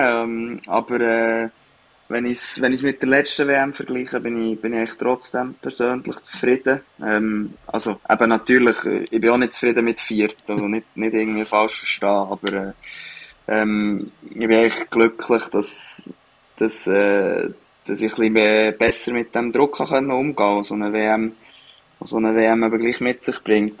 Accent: Switzerland; moved away as an adult; now in Sweden; als Schweizer

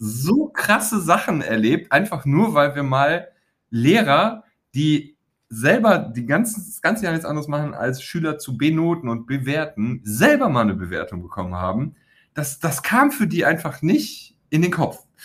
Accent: Weeze, North Rhine-Westphalia, Germany; meine Kumpels aus Weze, aus dem Ort, wo ich herkomme, das Weze hat 10.000 Einwohner, liegt an der holländischen Grenze, nördlich von Düsseldorf

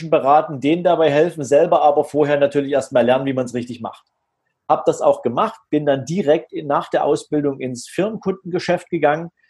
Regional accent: Dresden, Saxony, Germany; Also ich bin äh, in Dresden {S0} geboren, {S2} noch zu einer Zeit, da war die Trennung Deutschlands noch aktuell, 1972. Und ähm, ich bin in einem ganz normalen Elternhaus groß geworden.

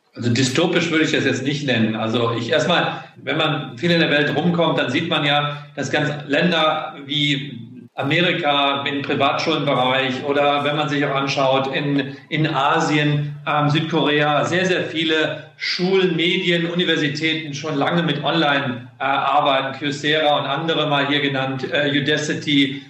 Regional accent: Solingen, North Rhine-Westphalia, Germany; moved away; Das ist meine Heimatstadt, da komme ich her

